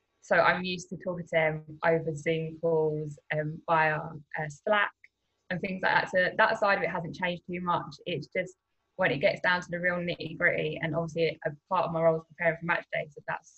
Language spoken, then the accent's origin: English; London, United Kingdom; So I'm obviously from South London, so not really going to games.